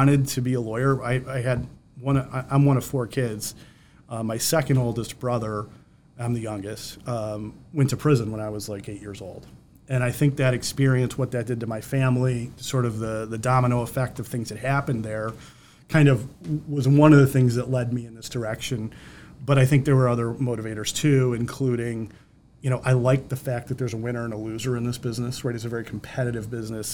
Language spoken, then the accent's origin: English; Conesus, New York, United States; now in Brighton, United States; I grew up in Conesus, New York, in the middle of nowhere